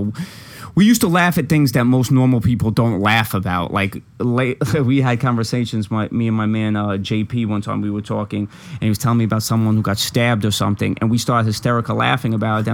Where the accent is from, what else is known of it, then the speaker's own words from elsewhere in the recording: New York City, New York, United States; also born or lived in Long Island; I'm from Brooklyn